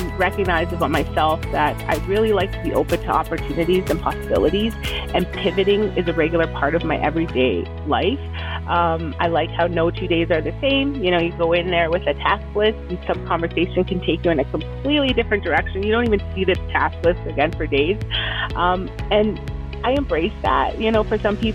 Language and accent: English; Edmonton, Alberta, Canada; also born or lived in El Salvador; now in Fort McMurray, Canada; Originally, I'm from El Salvador. I grew up in Edmonton and moved my way up to Fort McMurray